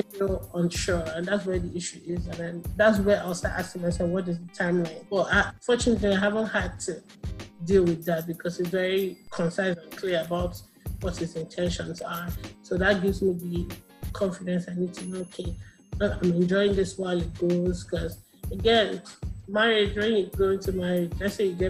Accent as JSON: {"language": "English", "country": "Nigeria", "said": "as an Nigerian girl"}